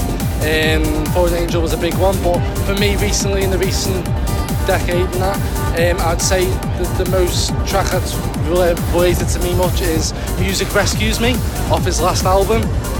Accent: the Wirral, Merseyside, North West England, United Kingdom; I'm from the Wirral in Merseyside and my age is 25.

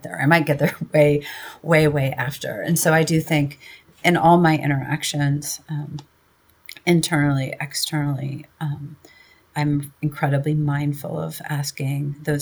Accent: Midwestern US, United States; accent: Midwestern; moved away as an adult; now in New York City, United States; a white woman who perhaps has a bit of a Midwestern accent

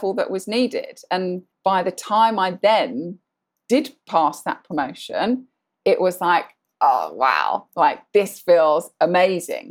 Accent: Sandhurst, South East England, United Kingdom; moved away as an adult; now in Bahrain; I grew up from around the age of four. We lived in Sandhurst in Berkshire

